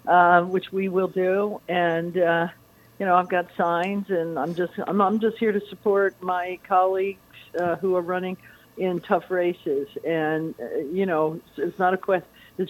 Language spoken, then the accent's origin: English; Naples, Florida, United States; We were going to do it in Naples because that's my hometown